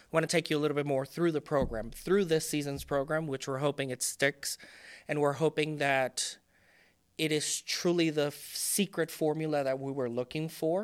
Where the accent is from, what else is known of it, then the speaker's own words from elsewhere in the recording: Puerto Rico; first language Spanish; English is a second language; moved away; I was born and raised in Puerto Rico